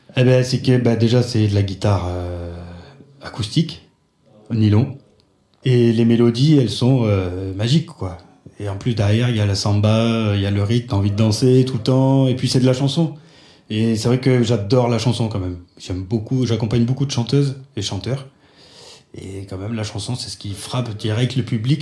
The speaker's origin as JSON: {"language": "French", "country": "France", "said": "je suis français"}